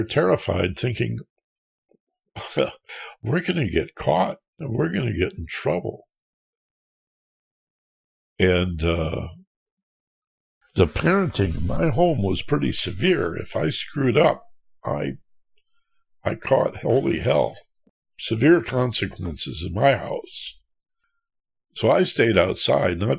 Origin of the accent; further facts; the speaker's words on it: Michigan, United States; where I grew up in Michigan